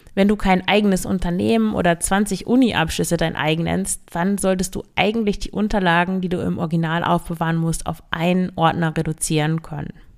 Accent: Emsland, Lower Saxony, Germany; moved away; ich komme ja aus dem Emsland

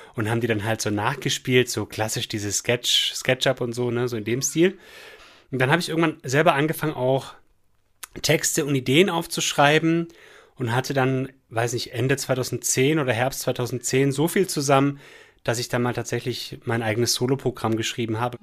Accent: Esslingen am Neckar, Baden-Württemberg, Germany; now in Remseck, Germany; Eigentlich aus Esslingen am Neckar

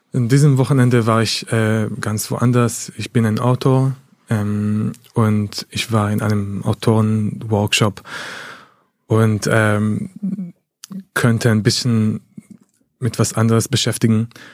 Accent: Haifa, Haifa District, Israel; now in Berlin, Germany; ich komme aus Haifa, meine Familie ist immer noch in der Region, äh, in, im Bezirk Haifa

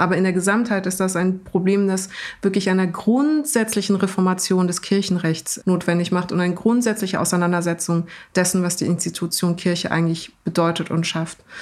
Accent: Germany; ich bin natürlich einfach als in Deutschland aufgewachsene

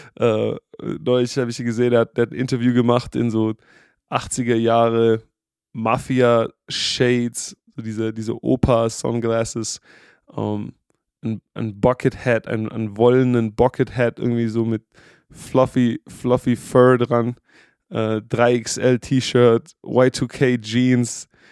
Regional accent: Germany; moved away; als Deutsche

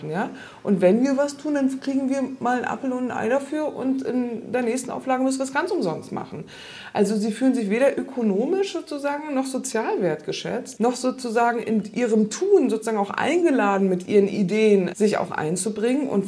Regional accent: Rostock, Mecklenburg-Vorpommern, Germany; now in Lausitz, Germany; Ja, ich bin weggegangen, ich bin aus Rostock weggegangen. Ne? Und jetzt lebe ich in der Lausitz. ich jetzt eigentlich die ganze Zeit denken, eigentlich müsste ich wieder nach Rostock zurück, weil da komme ich ja eigentlich her.

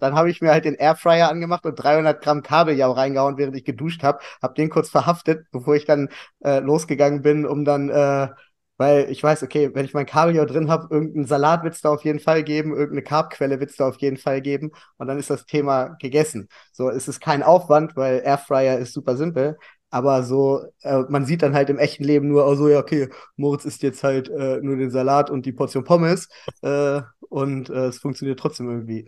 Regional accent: Hanover, Lower Saxony, Germany; komme aus Hannover, mein ganzes Leben lang

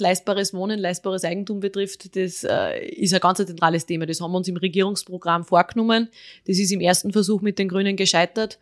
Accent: Austria; born or raised there

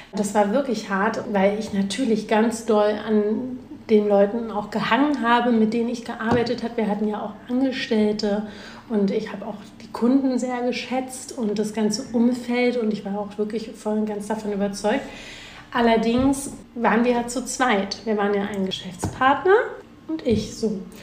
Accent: Berlin, Germany; Ich bin ja nun mal Berlinerin

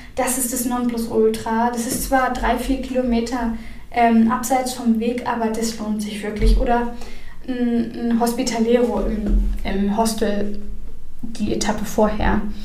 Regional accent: Northern Germany, Germany; ich komme aus dem Norden

